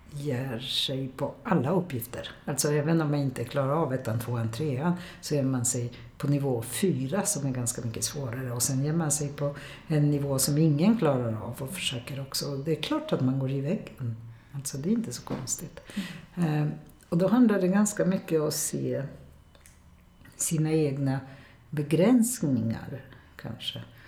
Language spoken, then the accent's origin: Swedish; Poland; first language Polish; Swedish is a second language; now in Sweden; jag kommer också från Polen